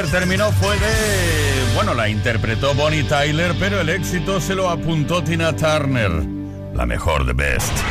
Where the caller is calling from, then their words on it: Barcelona, Catalonia, Spain; soy de Barcelona.